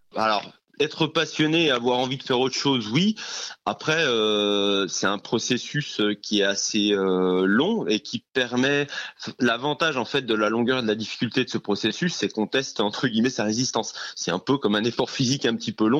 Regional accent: Jura, Bourgogne-Franche-Comté, France; moved away; je viens du Jura, donc un euh, environnement un peu plus champêtre

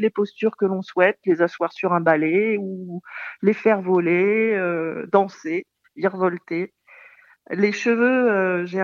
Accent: Nouvelle-Aquitaine, France; je viens du Périgord, du Périgord noir euh, plus exactement, dans le sud-ouest de la France.

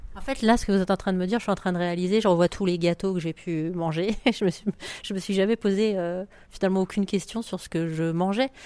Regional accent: Paris, Île-de-France, France; je viens de Paris

